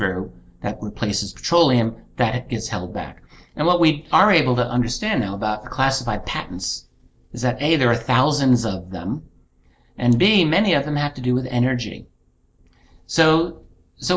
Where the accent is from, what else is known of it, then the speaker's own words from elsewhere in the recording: United States; I'm an American citizen. That's my government.